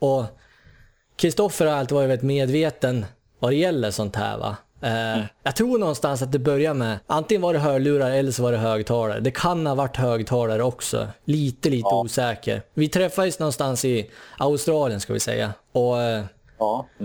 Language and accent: Swedish; Sundsvall, Västernorrland County, Sweden; moved away; Vi, vi kommer ju från Sundsvall kan vi väl säga i grund och botten. Ja. Det hör man ju från dialekten om inte annat. Av någon anledning så lyckas vi träffas på samma gata i Sydney här